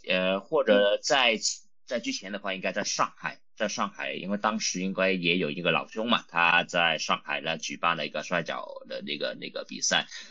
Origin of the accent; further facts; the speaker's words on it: Hong Kong; Chinese is a second language; also born or lived in Shanghai, China; 我我来自香港了，我是土生土长的香港人